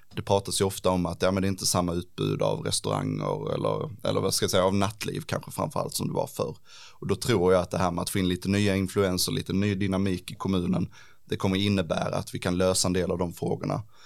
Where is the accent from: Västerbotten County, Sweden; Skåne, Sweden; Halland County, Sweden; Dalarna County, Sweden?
Skåne, Sweden; Ängelholm; also born or lived in Lund / Helsingborg; Jag är inte född i Ängelholm, men jag har ju bott i stort sett hela mitt liv i Ängelholm